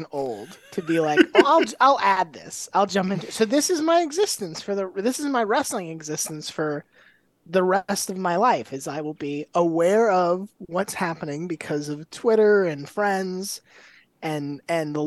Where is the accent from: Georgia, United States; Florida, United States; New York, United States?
Florida, United States; Tampa; I'm from Tampa, which is like wrestling nucleus